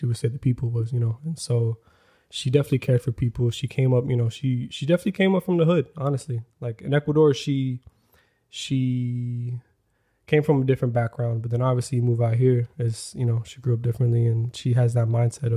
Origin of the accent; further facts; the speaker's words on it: Florida, United States; moved away as an adult; also born or lived in New York; now in Los Angeles, United States; I grew up in Florida. I was there from till 19 years old